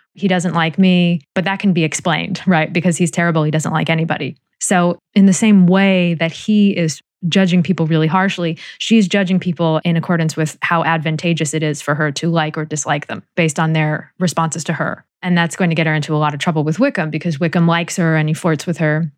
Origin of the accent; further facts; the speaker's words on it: United States; as American readers